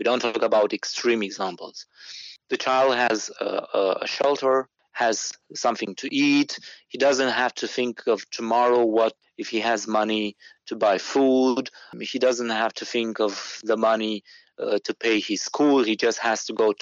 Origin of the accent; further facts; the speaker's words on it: Romania; I'm from Romania